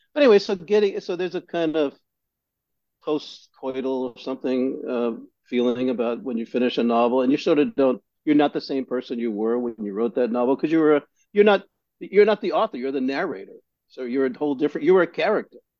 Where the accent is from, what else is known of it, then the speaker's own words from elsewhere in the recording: New York City, New York, United States; where I grew up in Greenpoint.